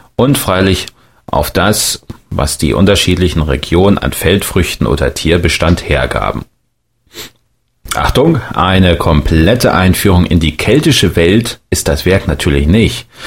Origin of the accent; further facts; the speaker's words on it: Thuringia, Germany; ich als Thüringer